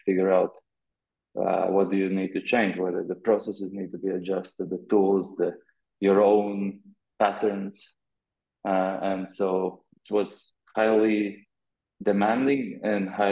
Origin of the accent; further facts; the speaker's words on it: Riga, Latvia; moved away as an adult; also born or lived in Amsterdam; I had a plan to move back from Amsterdam to Riga, Latvia, for a while.